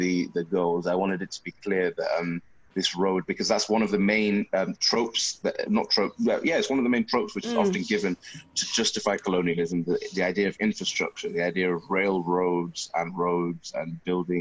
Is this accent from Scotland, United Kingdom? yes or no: no; Bolton, North West England, United Kingdom; born or raised there